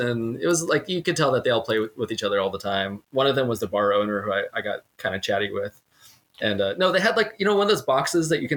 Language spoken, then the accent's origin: English; San Diego, California, United States; we're from San Diego